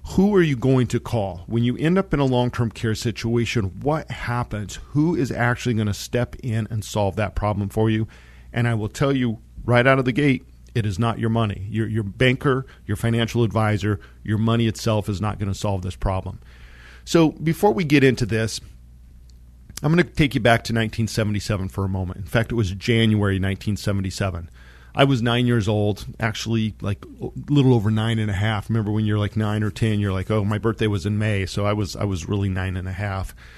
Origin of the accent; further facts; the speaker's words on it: San Luis Valley, southern Colorado, United States; I grew up in the San Luis Valley, which is a high mountain valley down in southern Colorado